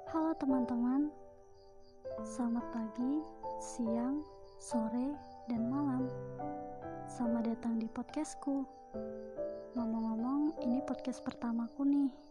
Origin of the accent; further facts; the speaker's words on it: Lampung, Indonesia; Usiaku 18 tahun dan aku dari Lampung Tengah.